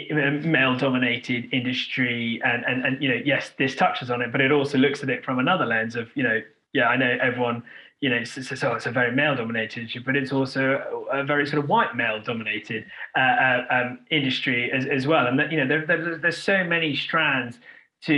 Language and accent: English; United Kingdom; I'm a very proud British Indian. I was born in this country.